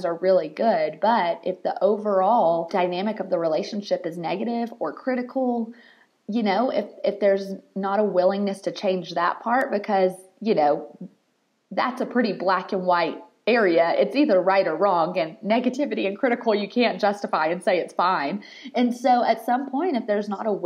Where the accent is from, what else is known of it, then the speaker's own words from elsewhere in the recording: the South, United States; I'm from the South